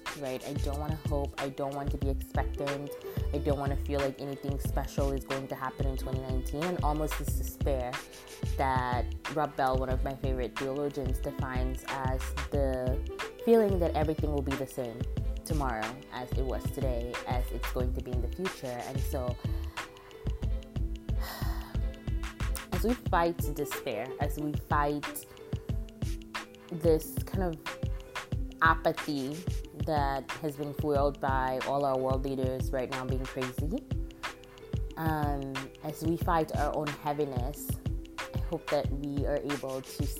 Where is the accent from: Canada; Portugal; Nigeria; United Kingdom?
Nigeria; now in United States; the last Christmas and New Year season that I spent in my home country of Nigeria, which was in 2007